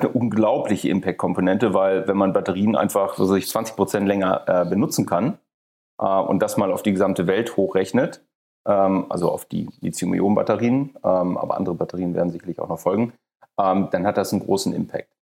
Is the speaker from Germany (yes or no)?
yes; Hamburg, Germany; moved away; aus meiner alten Heimat, aus Hamburg